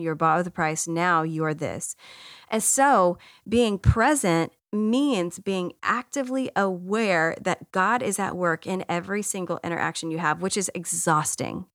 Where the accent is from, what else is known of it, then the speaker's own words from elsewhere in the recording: Texas, United States; also born or lived in Washington, D.C. area; I grew up in Texas, and I grew up in a Baptist church